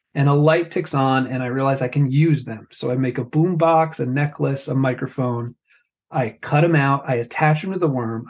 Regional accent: New Jersey, United States; I am Italian. I grew up in North Jersey

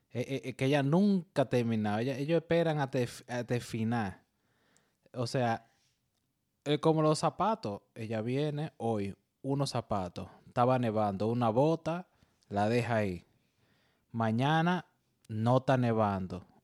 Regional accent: Dominican Republic; Somos dominicanos.

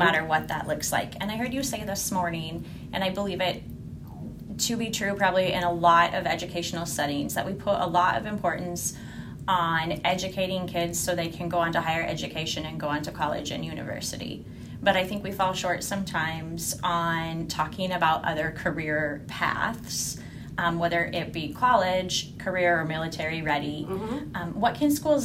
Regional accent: Wyoming, United States; I am from and live in a much different place than Massachusetts. So I'm from Wyoming

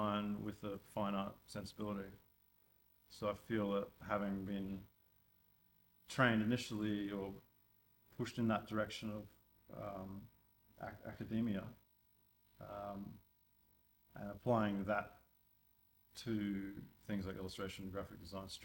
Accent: Sunshine Coast, Queensland, Australia; I grew up in Queensland, about an hour north of Brisbane, Sunshine Coast

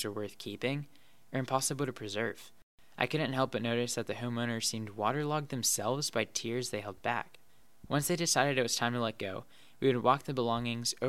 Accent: Wilmington, North Carolina, United States; my hometown, Wilmington, North Carolina

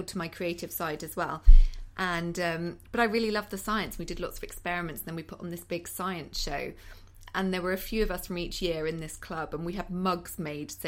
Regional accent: Cheddar, South West England, United Kingdom; moved away as an adult; now in London, United Kingdom; I'm from the West Country, so Cheddar in Somerset

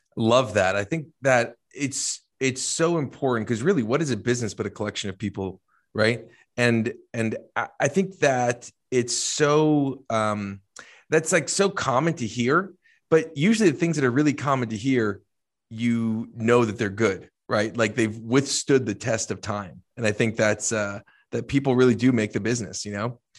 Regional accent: New Jersey, United States; I'm from Jersey

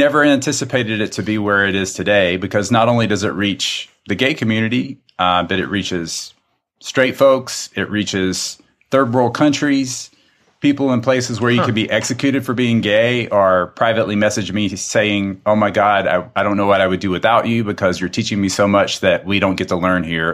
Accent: South Carolina, United States; accent: drawl; moved away; I'm originally from South Carolina

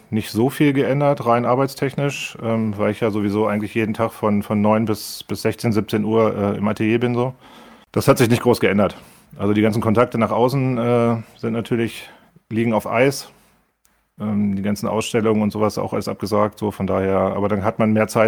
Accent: Lehrte, Lower Saxony, Germany; born there; Ja, also ich bin in Lehrte geboren, äh, ist eine kleine Stadt im, im Landkreis Hannover.

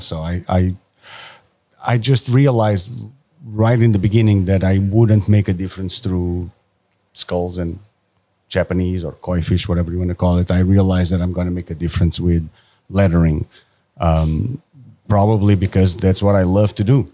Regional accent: Portugal; moved away as an adult; I am from Portugal

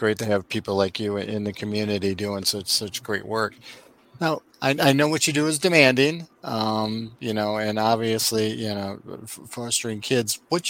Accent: Wisconsin, United States; now in Florida, United States; I'm from Wisconsin. I wanted to get to Florida.

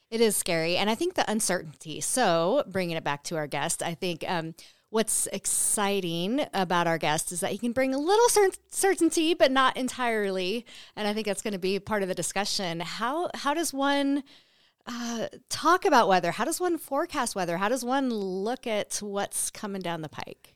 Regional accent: North Coast, California, United States; now in Nevada, United States; I grew up on the coast in California, the North Coast

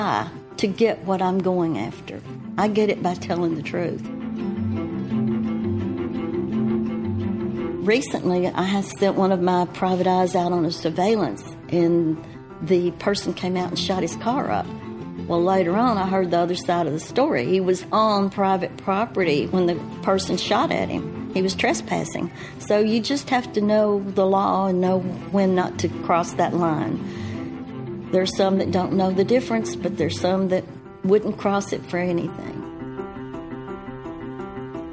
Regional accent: the South, United States; accent: Southern; my Southern accent

